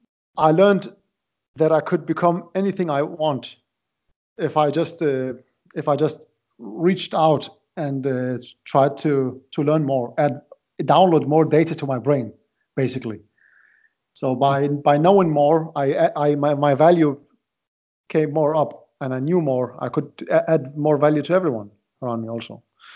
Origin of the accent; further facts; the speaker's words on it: Iraq; English is a second language; moved away as an adult; now in Denmark; I live in Denmark. I came from Iraq. I moved to Denmark in 2004. So I have been living here for quite time, 16 years already.